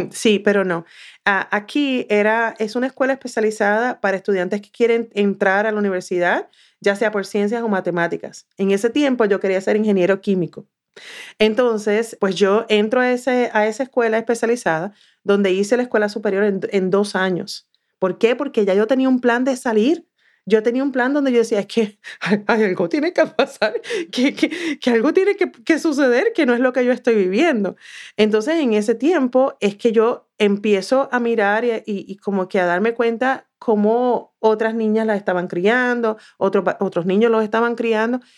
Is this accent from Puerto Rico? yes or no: yes; south of Puerto Rico, Puerto Rico; moved away as an adult; now in United States; no tan solo soy de Puerto Rico, es que soy del sur de Puerto Rico